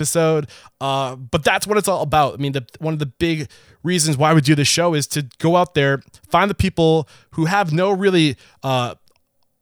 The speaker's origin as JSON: {"language": "English", "country": "United States", "said": "I'm an American"}